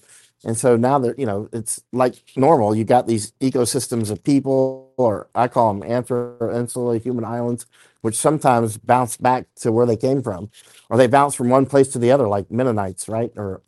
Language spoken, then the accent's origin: English; United States; moved away; the vast majority of my life has been overseas. I'm American, born and raised in America. And ever since, you know, my family tree is all American, all the way back to 1609, right?